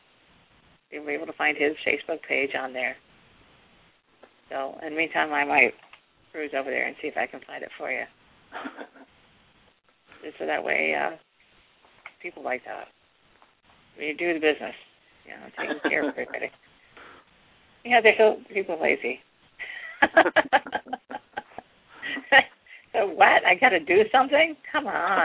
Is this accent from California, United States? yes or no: no; Ohio, United States; I'm from Ohio too